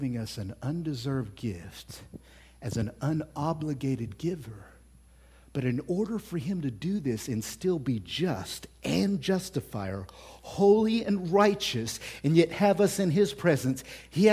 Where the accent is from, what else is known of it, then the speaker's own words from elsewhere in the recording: Oklahoma, United States; I'm from Oklahoma.